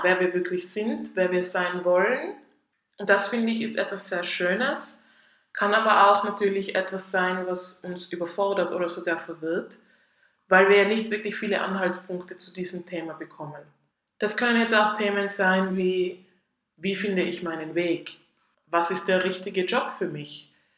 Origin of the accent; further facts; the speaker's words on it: Tyrol, Austria; moved away as an adult; now in Zurich, Switzerland; ich komme ursprünglich aus Österreich, aus Tirol, wie man wahrscheinlich ein bisschen hört